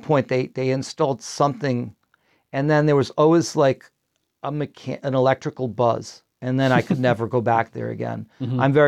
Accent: Rhode Island, United States; we're from Rhode Island

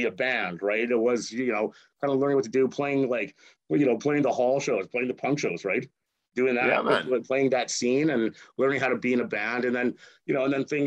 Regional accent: Edmonton, Alberta, Canada; I grew up in Edmonton. Like I've been here basically my whole life.

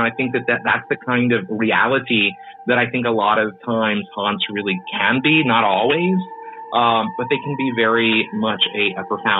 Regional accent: Texas, United States; also born or lived in San Antonio, Texas; living in San Antonio for a long time and growing up in Texas

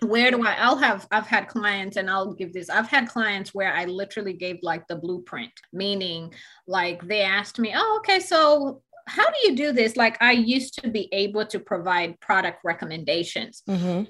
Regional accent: Uganda; moved away; I grew up in Uganda, very different lifestyle. I grew up in boarding school

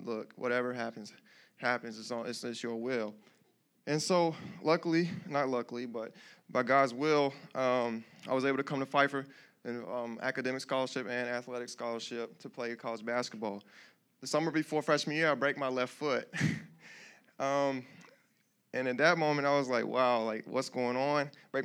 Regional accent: Greensboro, North Carolina, United States; I'm from Greensboro, North Carolina

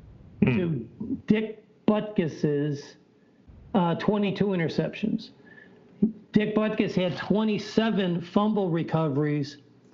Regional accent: Schaumburg, Illinois, United States; I grew up in the Northwest suburbs in the Schaumburg and Hanover Park area

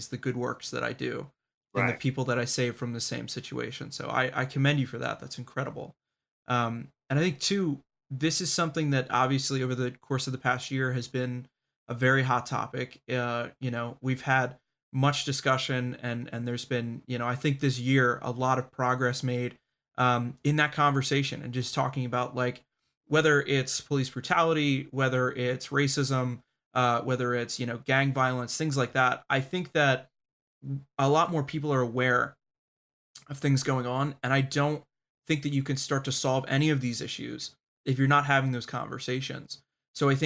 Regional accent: Baltimore, Maryland, United States; moved away; also born or lived in Washington, D.C.; I was born in Baltimore. I lived in DC for 4 years

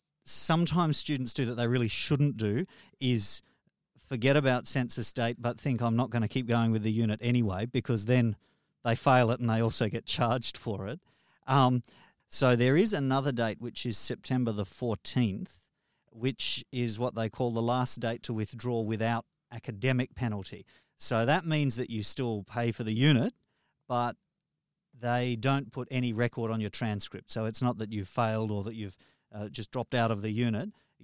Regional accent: Darwin, Northern Territory, Australia; born there; I was born in Darwin.

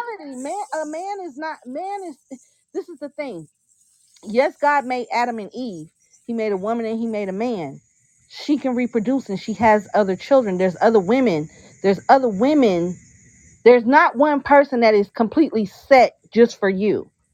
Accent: Bermuda; moved away; I'm from Bermuda, so we're British.

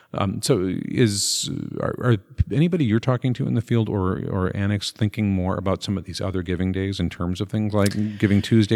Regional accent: Minnesota, United States; I'm from Minnesota

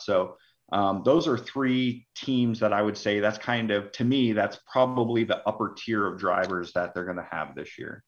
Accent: Hubbard, Ohio, United States; I grew up in Hubbard, Ohio, which is outside of Youngstown

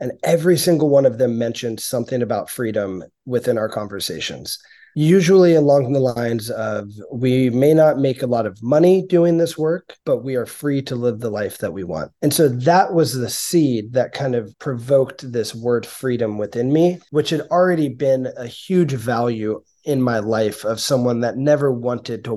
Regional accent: San Francisco, California, United States; now in Sausalito, United States; I grew up in San Francisco

